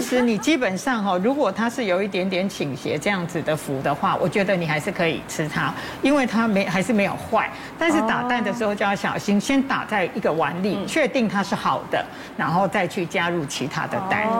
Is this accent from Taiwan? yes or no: yes; Taiwan; 我们台湾人一年吃掉米的这个公斤数大概是四十几公斤